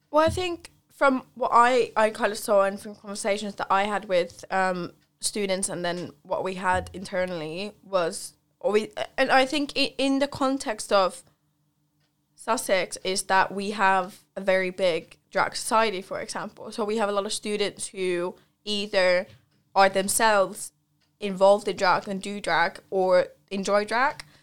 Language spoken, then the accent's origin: English; Central Finland, Finland; moved away; I grew up in Finland and I'm from, I'm from central Finland, but compared to here, it's a lot more north.